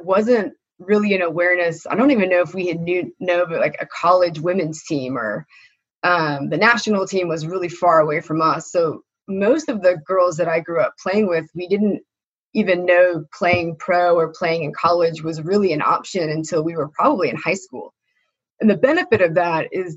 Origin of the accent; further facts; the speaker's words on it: Elk Grove, California, United States; I grew up in Elk Grove